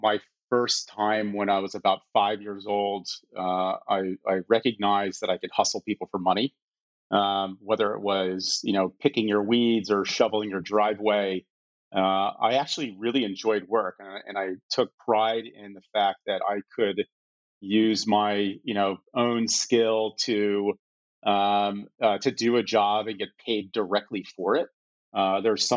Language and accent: English; Fair Haven, New Jersey, United States; also born or lived in Washington, D.C.; I grew up in Fairhaven, New Jersey